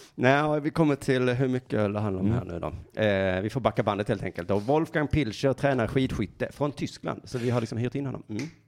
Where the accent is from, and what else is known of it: Sweden